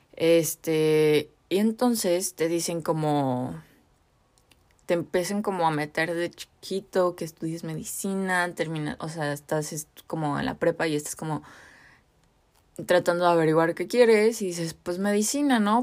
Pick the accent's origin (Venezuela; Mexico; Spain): Mexico; en la cultura mexicana o bueno latinoamericana, como que la familia es algo súper importante y súper grande para nosotros